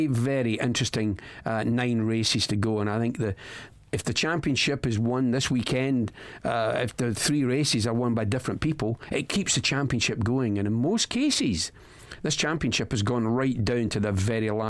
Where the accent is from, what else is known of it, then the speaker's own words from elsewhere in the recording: Scotland, United Kingdom; I'm the only Scotsman